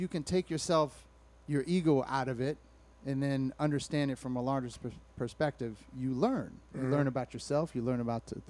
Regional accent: Alameda, California, United States; I was raised in Alameda, so you would just have chilling with a bunch of white dudes

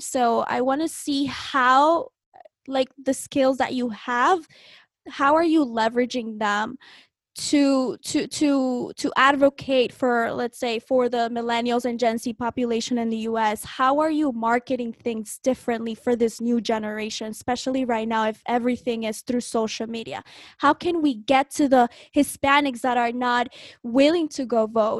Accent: North Bergen, New Jersey, United States; also born or lived in Colombia; I grew up in North Bergen, New Jersey

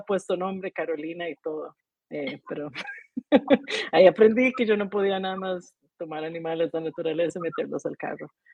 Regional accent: Heredia, Costa Rica; moved away as an adult; also born or lived in Colorado, United States; Nací en Heredia.

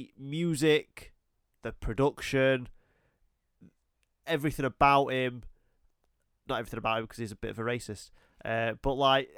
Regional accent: United States; because I'm American

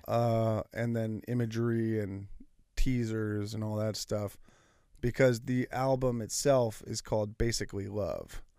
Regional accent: Martinez, California, United States; my hometown, up in Martinez

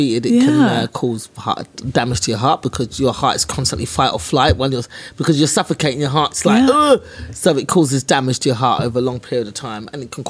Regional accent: England, United Kingdom; born there; But it's better now because, well, I was born in England.

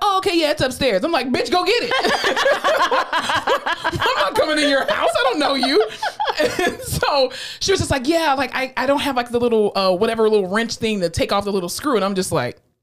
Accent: South Florida, United States; growing up in South Florida

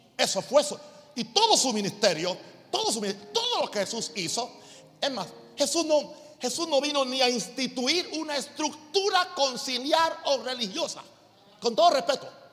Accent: United States; now in Panama; yo sigo siendo norteamericano

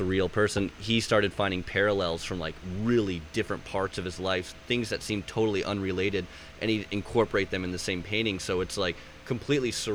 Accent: Indian Rocks Beach, Florida, United States; where I grew up on Indian Rocks, it's a spot called Scruggs Harbor

